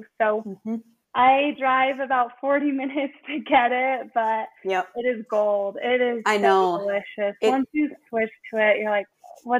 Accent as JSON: {"language": "English", "town": "Salt Lake City", "region": "Utah", "country": "United States", "said": "I'm on the suburbs of Salt Lake City. Yeah, in Utah."}